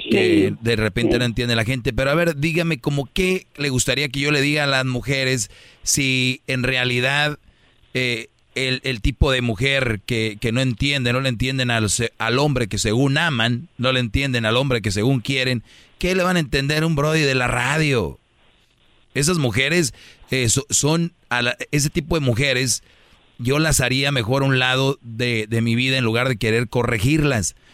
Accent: Monterrey, Nuevo León, Mexico; yo, yo soy de Monterrey

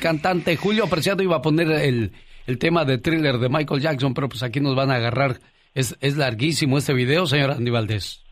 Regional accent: Mexico City, Mexico; moved away as an adult; also born or lived in Guerrero, Mexico; now in United States; Yo soy del Estado de Guerrero, pero a temprana edad me llevaron a la Ciudad de México, que sería a meses de haber ah. nacido, entonces yo me hice en la Ciudad de México hasta los 17 años

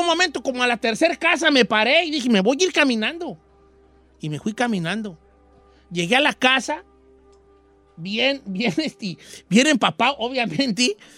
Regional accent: Michoacán, Mexico; yo soy de Michoacán

